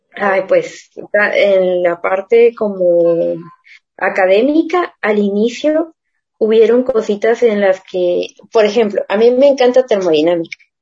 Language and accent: Spanish; Guatemala; como nosotros solemos hablar de Guate